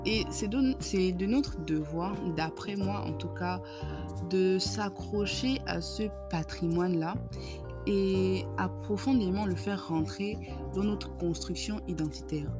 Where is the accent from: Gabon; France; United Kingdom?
Gabon; notre identité en tant que Gabonais